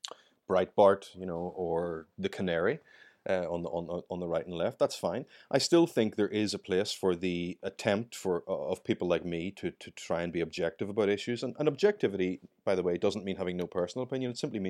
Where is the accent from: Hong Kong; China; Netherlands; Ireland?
Ireland; accent: Irish; I mean, you can tell from my accent, I'm Irish, and I grew up during the waning years of the conflict in Ireland.